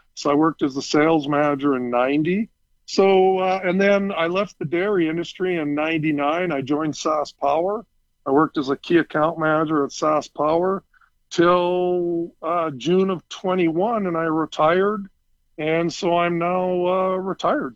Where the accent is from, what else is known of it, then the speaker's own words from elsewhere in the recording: Saskatoon, Saskatchewan, Canada; I was born and raised in Saskatoon.